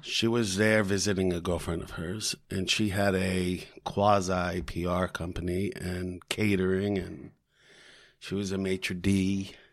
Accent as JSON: {"language": "English", "town": "Bethesda", "region": "Maryland", "country": "United States", "tie": "born or raised there", "also_born_or_lived": "Syracuse", "moved": "yes", "said": "I'm from Washington, D C, Bethesda, Maryland. Went to Walt Whitman High School"}